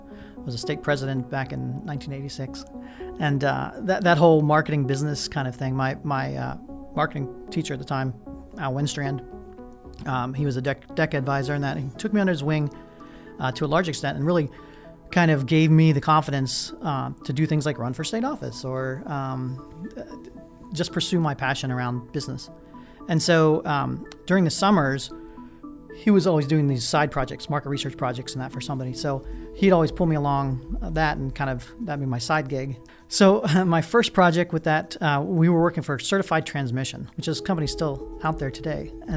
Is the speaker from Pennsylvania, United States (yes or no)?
yes; Pittsburgh, Pennsylvania, United States; born there; also born or lived in West Virginia; I was born in Pittsburgh, Pennsylvania. So my father was an English professor.